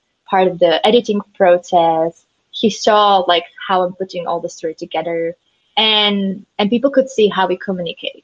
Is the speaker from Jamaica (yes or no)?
no; Slovakia; we're from Slovakia, Central Europe